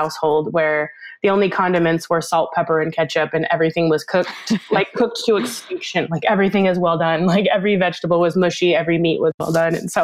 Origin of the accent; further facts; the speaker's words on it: about 40 minutes south of Seattle, Washington, United States; I grew up only about 20 minutes from where I currently live.